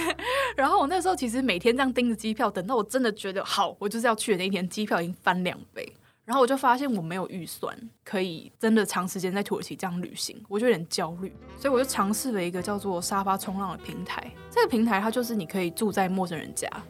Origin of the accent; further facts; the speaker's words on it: Taichung, Taiwan; 我是台中人